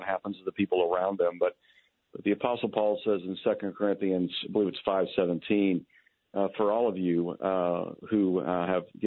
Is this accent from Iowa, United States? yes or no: no; Kentucky, United States; moved away as an adult; now in California, United States; I'm still marked as a Californian, even though I am from Kentucky